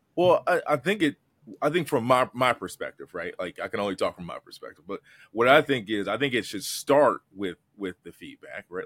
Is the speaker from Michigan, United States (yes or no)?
yes; Detroit, Michigan, United States; I'm a kid from Detroit